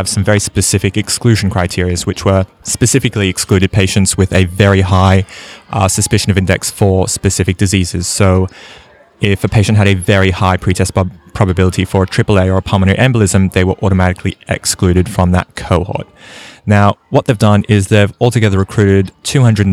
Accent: Australia; now in London, United Kingdom; I'm a paramedic researcher from Australia, currently in London, not Ireland.

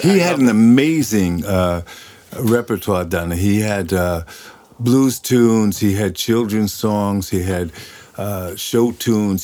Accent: New York, United States; moved away as an adult; now in Sweden; Born and raised in New York

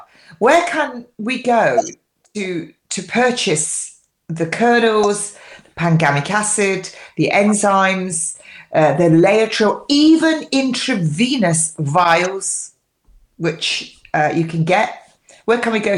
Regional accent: England, United Kingdom; I'm English

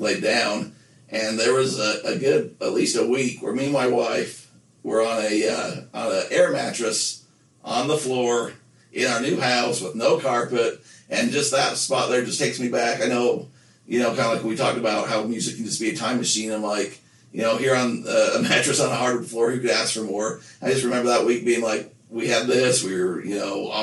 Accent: Nephi, Utah, United States; growing up in Nephi, the closest McDonald's to us was, you know, a 20-minute drive to Payson

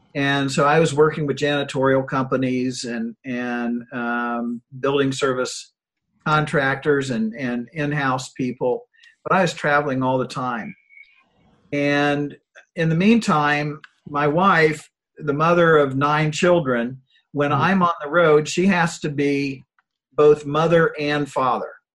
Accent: Granville, Ohio, United States; I started a small company in uh, in my hometown of Granville, Ohio

